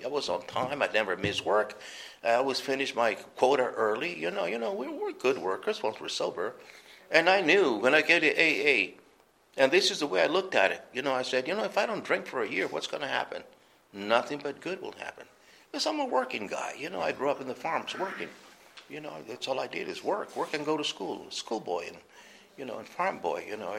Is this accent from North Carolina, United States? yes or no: no; New Mexico, United States; also born or lived in Arizona; because we're from New Mexico. And over there, it's a hunting state. And we had a lot of guns. Because people, we lived off the land, you know.